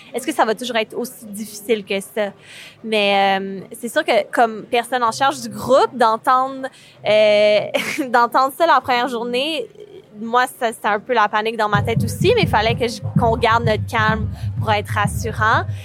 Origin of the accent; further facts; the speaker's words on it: Quebec, Canada; je suis cinéaste réalisatrice et je viens du Québec